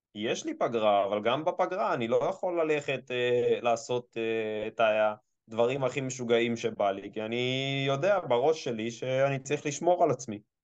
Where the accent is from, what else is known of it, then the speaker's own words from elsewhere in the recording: Israel; אני ישראלי